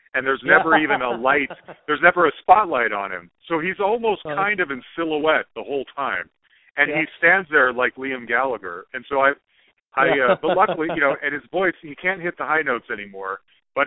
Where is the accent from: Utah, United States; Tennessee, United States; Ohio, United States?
Utah, United States; Salt Lake City; now in Denver, United States; I live in Denver, as we've established, but I grew up in Salt Lake City, Utah.